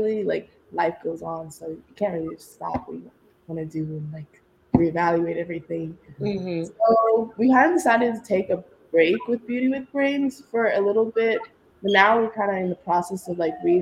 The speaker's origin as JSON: {"language": "English", "country": "United States", "tie": "born or raised there", "accent": "American", "said": "growing up here in America, but also still having that Nigerian background"}